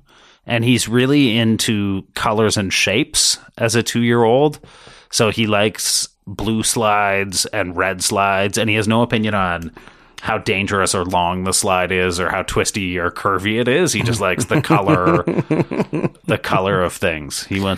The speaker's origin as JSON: {"language": "English", "town": "Toronto", "region": "Ontario", "country": "Canada", "tie": "born there", "said": "So I was born in Toronto, and then shortly thereafter my birth, my parents' marriage disintegrated."}